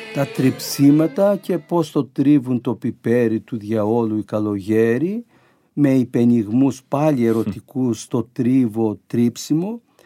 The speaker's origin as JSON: {"language": "Greek", "region": "Crete", "country": "Greece", "tie": "born or raised there", "moved": "yes", "said": "στο χωριό μου"}